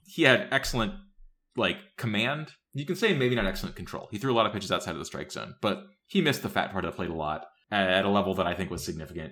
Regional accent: Tennessee, United States; I grew up in Tennessee

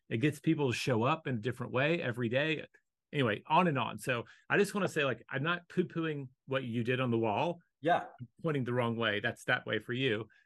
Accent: Fargo, North Dakota, United States; born there; I was born in Fargo and I want warmer weather

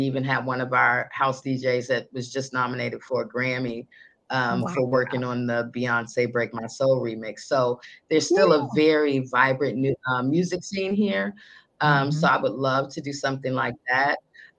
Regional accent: Chicago, Illinois, United States; I always tell people I'm a girl from the South Side, you know, who most wouldn't think I'd be interviewing the vice president at some time in my career.

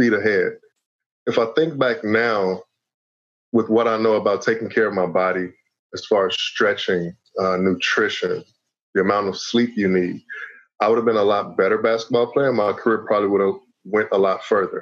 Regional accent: Chicago, Illinois, United States; I'm a hometown kid. I'm from Chicago. Played high school basketball here.

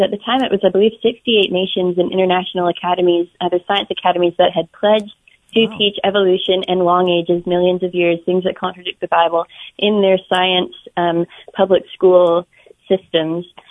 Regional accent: Alberta, Canada; in Alberta where I grew up. I'm Canadian.

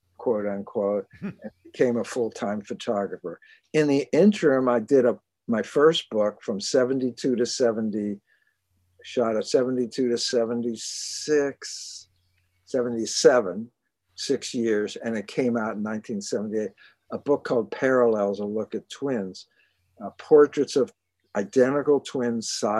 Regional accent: Pittsburgh, Pennsylvania, United States; moved away as an adult; also born or lived in Germany; now in New York, United States; I'm from Pittsburgh. I went to Carnegie Mellon

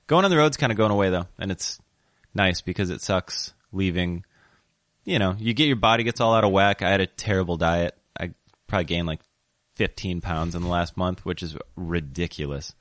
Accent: Sioux Falls, South Dakota, United States; moved away as an adult; now in Portland, United States; when I was growing up in Sioux Falls, South Dakota

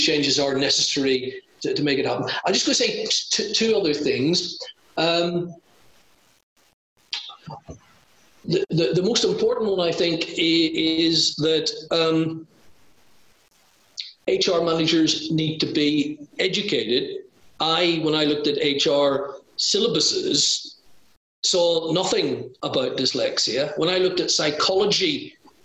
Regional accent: Ireland; I'm a colonial as well. I'm Irish

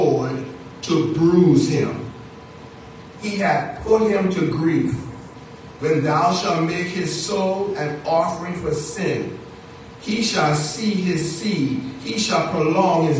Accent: Bahamas; now in United States; As a little boy, growing up in the Bahamas

